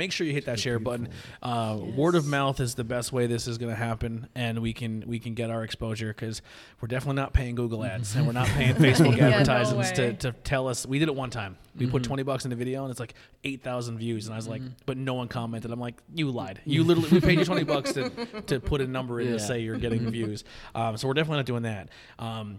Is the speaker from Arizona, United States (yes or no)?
no; Schuylkill County, Pennsylvania, United States; We are from school county